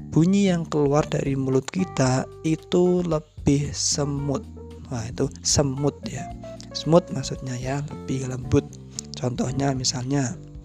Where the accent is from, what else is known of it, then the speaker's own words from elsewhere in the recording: Central Java, Indonesia; accent: medok; first language Javanese; Indonesian is a second language; saya pribadi, itu kan dilahirkan di Jawa Tengah. Jadi, otomatis bahasa yang pertama kali saya pelajari dan saya gunakan adalah bahasa Jawa, khususnya bahasa Jawa Tengah